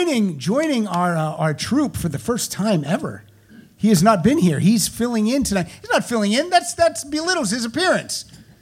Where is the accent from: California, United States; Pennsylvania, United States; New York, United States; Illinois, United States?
Pennsylvania, United States; I'm from Pennsylvania and okay. I say words weird.